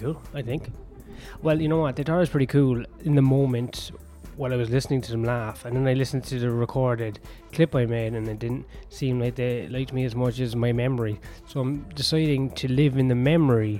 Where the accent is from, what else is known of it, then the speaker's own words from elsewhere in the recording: Ireland; no, from Ireland